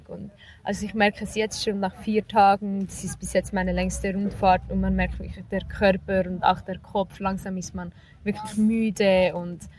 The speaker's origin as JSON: {"language": "German", "country": "Switzerland", "said": "ich komme aus der Schweiz, ich bin 21 Jahre alt"}